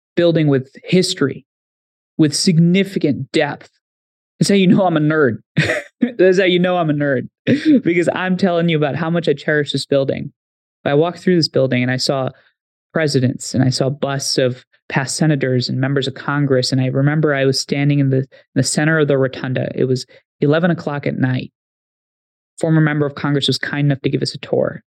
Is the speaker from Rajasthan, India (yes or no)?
no; Haryana, India; now in United States; I grew up in India for some time. You travel to my village, forty kilometers west of New Delhi in Haryana.